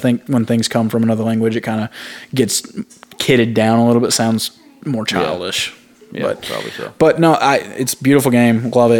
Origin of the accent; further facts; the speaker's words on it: United States; as an American, I know the most about it.